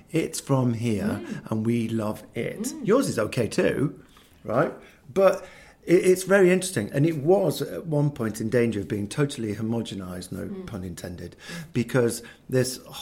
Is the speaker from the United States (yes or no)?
no; England, United Kingdom; I'm English by accident. And I really like being English